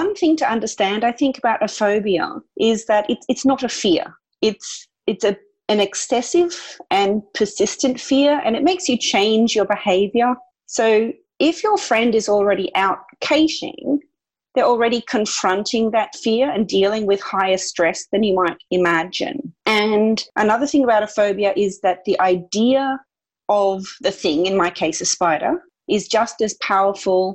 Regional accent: Australia; being Australian

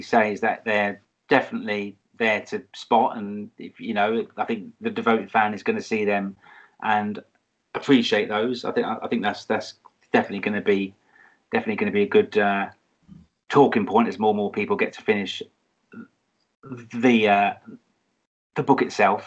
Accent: London, United Kingdom; I grew up in London

